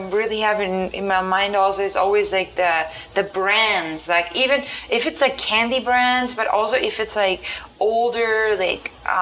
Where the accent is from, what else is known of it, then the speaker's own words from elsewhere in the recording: Austria; moved away; growing up in Austria